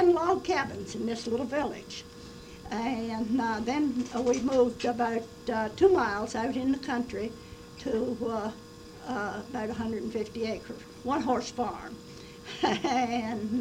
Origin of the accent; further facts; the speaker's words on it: West Virginia, United States; I was born in May the 1st, 1910, in a little log cabin in the hills of West Virginia.